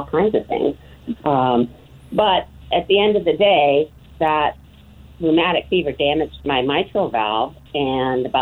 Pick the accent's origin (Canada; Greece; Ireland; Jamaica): Greece; moved away; I was born and raised in Greece